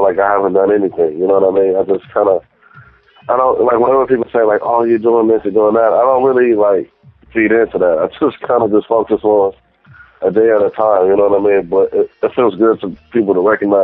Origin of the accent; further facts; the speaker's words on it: Gary, Indiana, United States; I was born in Gary, Indiana, which is in the Midwest